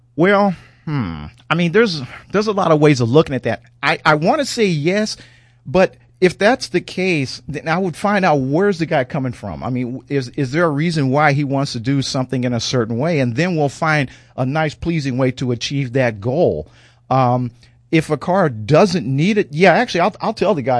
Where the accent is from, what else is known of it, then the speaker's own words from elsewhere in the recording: St. Louis, Missouri, United States; I grew up in Saint Louis, Missouri